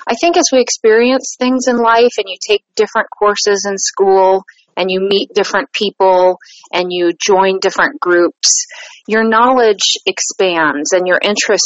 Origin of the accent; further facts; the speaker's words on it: Columbus, Ohio, United States; I'm from Columbus, Ohio